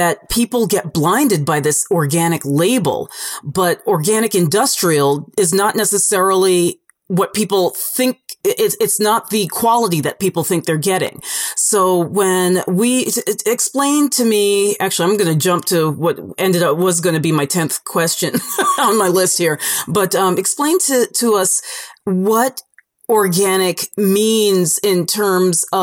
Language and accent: English; New York, United States; I'm from New York